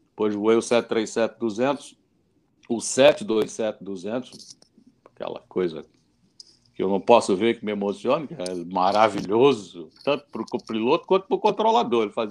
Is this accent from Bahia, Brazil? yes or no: no; Recife, Pernambuco, Brazil; eu saí de Recife, eu sou de Recife.